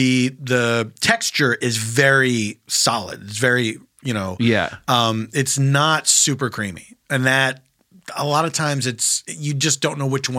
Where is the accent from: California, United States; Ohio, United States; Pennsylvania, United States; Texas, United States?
Pennsylvania, United States; Philadelphia; I grew up in Philadelphia